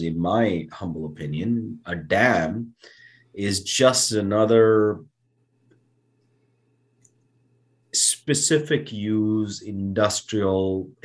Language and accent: English; India; now in United States; growing up in India, you know, I would look at the stars and I would dream about coming to America